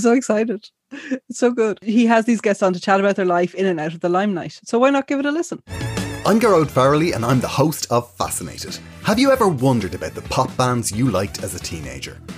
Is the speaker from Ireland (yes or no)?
yes; Ireland; I had Irish, you know, growing up, but we would never have spoken it much in the home